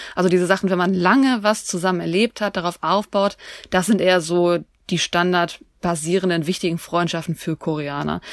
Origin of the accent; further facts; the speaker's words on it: Germany; wir Deutschen